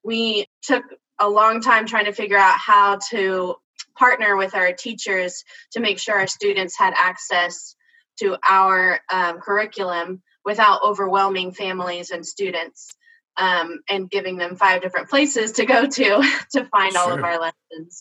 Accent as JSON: {"language": "English", "town": "Austin", "region": "Texas", "country": "United States", "tie": "born or raised there", "said": "I'm from Austin. I'm actually a graduate of Austin ISD."}